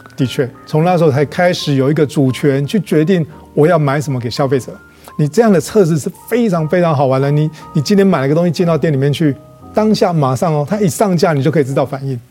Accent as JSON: {"language": "Chinese", "region": "Kaohsiung", "country": "Taiwan", "tie": "born or raised there", "said": "以前我在高雄贵港出生的，嗯。我阿嬷他们，这外婆、外公，他们都是开百货行"}